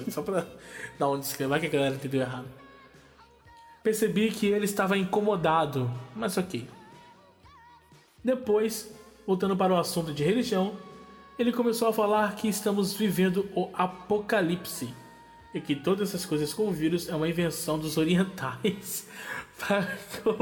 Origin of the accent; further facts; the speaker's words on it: Brasília, Federal District, Brazil; now in São Paulo, Brazil; Vocês me conhecem um pouco e sabem que sou de Brasília. Vim de Sampa em 2017.